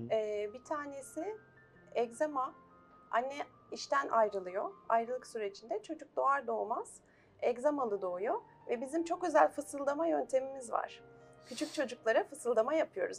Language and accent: Turkish; Istanbul, Turkey; 1977 İstanbul doğumluyum.